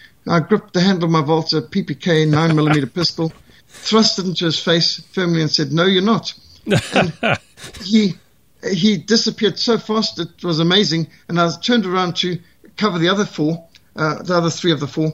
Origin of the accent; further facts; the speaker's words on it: South Africa; I'm South African